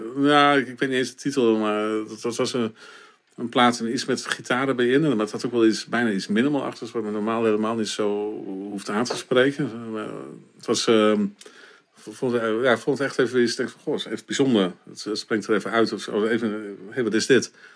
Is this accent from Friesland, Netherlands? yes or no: no; Winschoten, Groningen, Netherlands; ik ben geboren in Winschoten